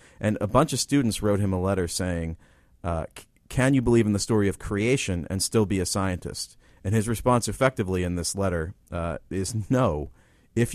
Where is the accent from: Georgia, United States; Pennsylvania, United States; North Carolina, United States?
Pennsylvania, United States; Philadelphia; As a Philadelphian